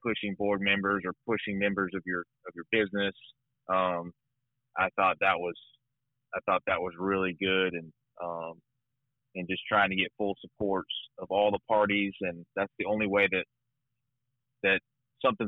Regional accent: Arcadia, Florida, United States; now in Sarasota, United States; I'm originally from Arcadia, Florida

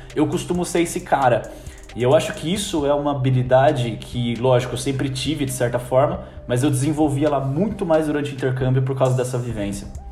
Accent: Brazil; moved away as an adult; also born or lived in New Zealand; eu tô saindo do Brasil numa situação que eu tô desconfortável com o meu curso, com a minha faculdade

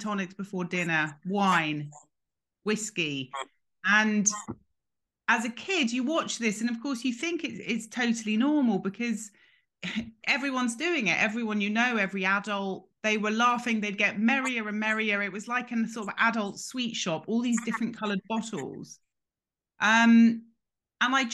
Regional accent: London, United Kingdom; also born or lived in New York; I grew up in London in a kind of very big and busy house

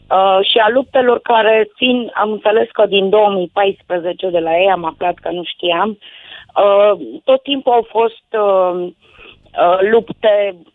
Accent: Romania; Bine, eu sunt român

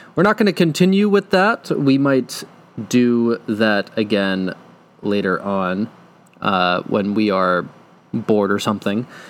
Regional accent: Tewksbury, Massachusetts, United States; born or raised there

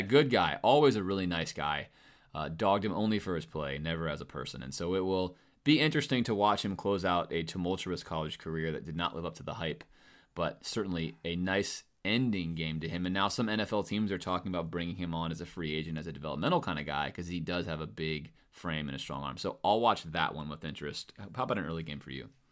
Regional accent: Coral Gables, Florida, United States; I grew up in Coral Gables

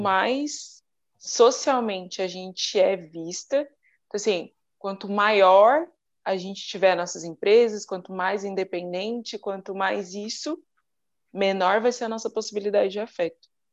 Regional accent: Criciúma, Santa Catarina, Brazil; Eu sou de Criciúma, sul de Santa Catarina

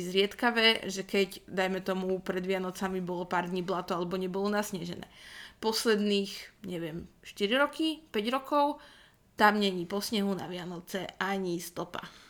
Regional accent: Rajecká Lesná, Žilina Region, Slovakia; pochádzam z Rajeckej lesnej

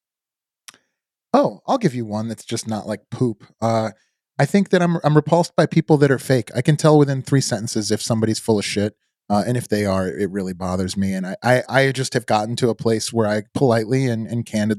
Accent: outside of Chicago, Illinois, United States; moved away as an adult; now in Indiana Dunes, United States; I grew up outside of Chicago

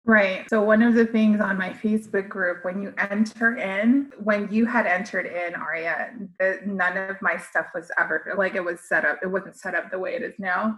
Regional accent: United States; as a Filipino American, I was forced to learn the American way and then also still try to embody my Filipino culture

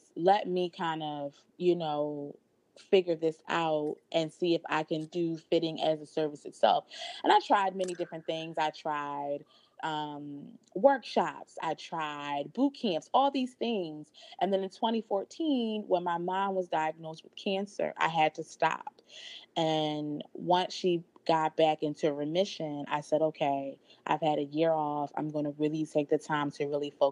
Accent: Philadelphia, Pennsylvania, United States; also born or lived in New York; moved back to my hometown of Philadelphia

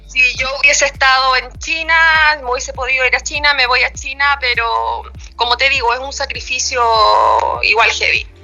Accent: Chiloé Island, Los Lagos, Chile; now in Vallenar, Chile; muy lejos de acá del sur, de donde yo soy, de la isla de Chiloé

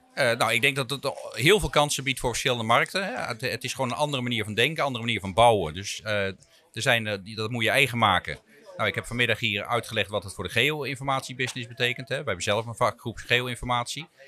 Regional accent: Rhenen, Utrecht, Netherlands; ik ben opgegroeid in Renen

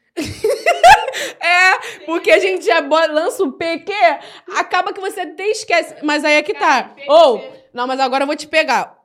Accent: Rio de Janeiro, Brazil; accent: carioca; a linguagem carioca, né? Eu escrevo tudo do meu jeito de falar

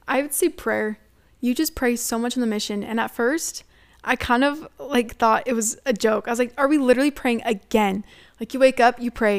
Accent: United States

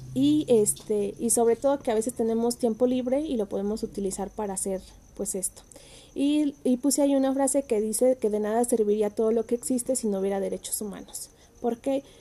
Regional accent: Ciudad Hidalgo, Michoacán, Mexico; yo soy de Ciudad Hidalgo, Michoacán

